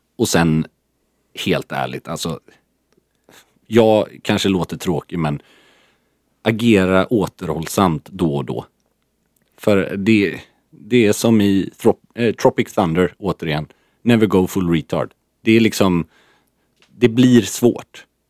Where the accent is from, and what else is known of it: Sweden